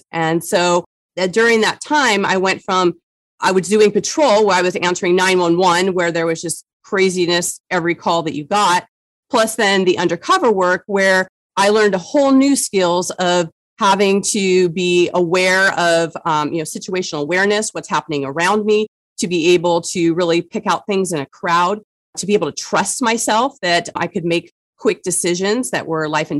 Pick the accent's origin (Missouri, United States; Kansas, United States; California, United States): California, United States; San Diego; I grew up in San Diego, California. My family's been here since the 20s